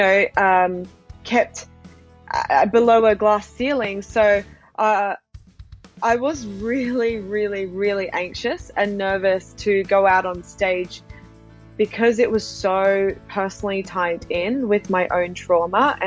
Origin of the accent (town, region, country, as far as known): Australia; born or raised there; also born or lived in Yokohama, Japan